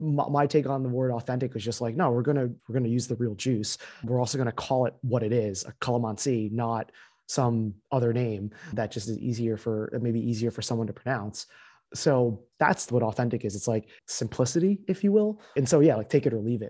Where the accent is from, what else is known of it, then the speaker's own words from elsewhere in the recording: central New Jersey, United States; moved away as an adult; also born or lived in Pennsylvania; now in New York, United States; I also grew up in central New Jersey